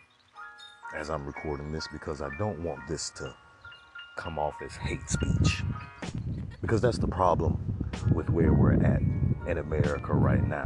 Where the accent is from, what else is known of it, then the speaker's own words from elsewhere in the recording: Florida, United States; I'm from Florida